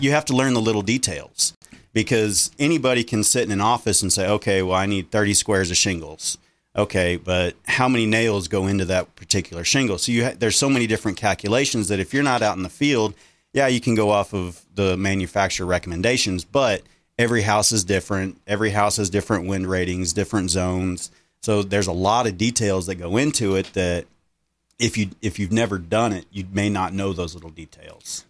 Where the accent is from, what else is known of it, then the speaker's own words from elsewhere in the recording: Center Point, Texas, United States; I grew up in Center Point, Texas, just like you